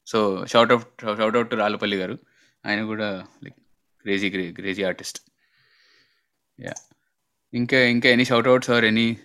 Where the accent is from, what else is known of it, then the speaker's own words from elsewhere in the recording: Nandikotkur, Andhra Pradesh, India; మాది మా ఊరు మా సొంత ఊరు నందికొట్కూరు